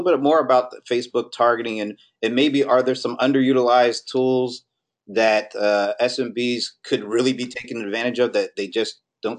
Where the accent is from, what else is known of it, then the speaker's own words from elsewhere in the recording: Atlanta, Georgia, United States; my hometown, Atlanta